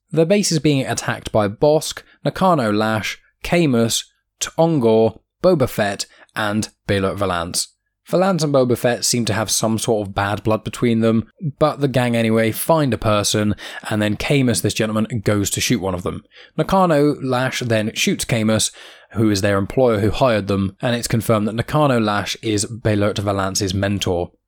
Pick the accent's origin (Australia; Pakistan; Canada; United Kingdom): United Kingdom; accent: British; my accent are being British.